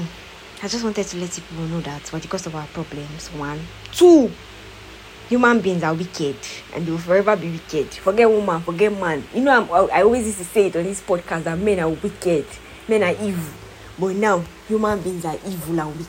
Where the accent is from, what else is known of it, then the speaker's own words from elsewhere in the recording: Nigeria; we have suffered in Nigeria